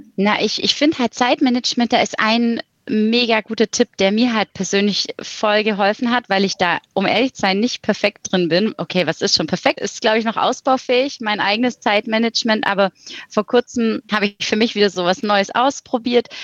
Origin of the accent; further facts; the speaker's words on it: Swabia, Baden-Württemberg, Germany; accent: leicht schwäbisch; moved away as an adult; also born or lived in Ulm; now in Düsseldorf, Germany; ein leicht schwäbischer Akzent mitschwingt, möglicherweise, als aus dem Süden komme